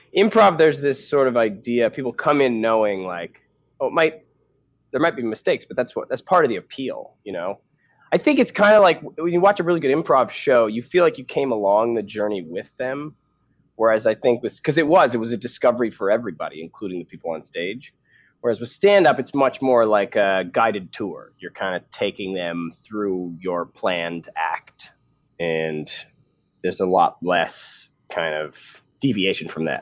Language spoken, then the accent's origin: English; Canada; moved away as an adult; now in United States; as a Canadian